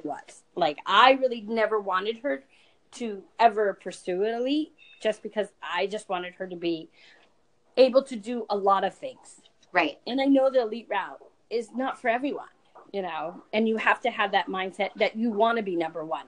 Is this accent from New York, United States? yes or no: no; California, United States; now in New Jersey, United States; I moved to New Jersey because I was really from California